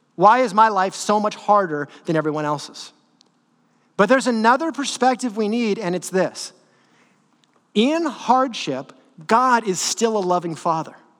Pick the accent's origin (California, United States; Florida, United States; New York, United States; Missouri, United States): California, United States; Northern; I grew up in NorCal, but I'm like SoCal at heart